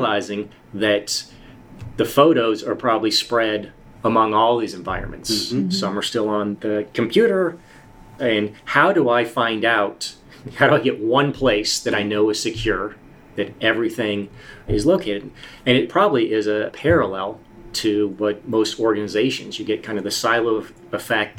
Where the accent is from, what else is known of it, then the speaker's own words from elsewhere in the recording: Boston, Massachusetts, United States; I'm from Boston